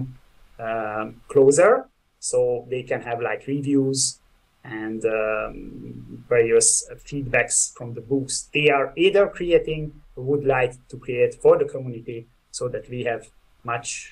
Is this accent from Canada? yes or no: no; Budapest, Hungary; I'm from Budapest, Hungary.